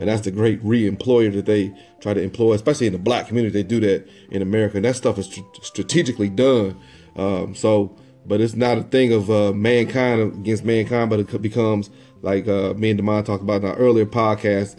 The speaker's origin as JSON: {"language": "English", "town": "Lebanon", "region": "Illinois", "country": "United States", "tie": "born or raised there", "also_born_or_lived": "Dayton, Ohio", "moved": "yes", "said": "I'm from Illinois, so I'm from Lebanon, Illinois"}